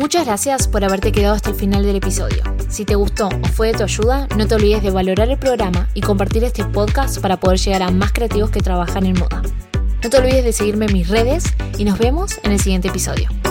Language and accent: Spanish; Argentina; now in Canada; yo soy argentina, pero estoy en Canadá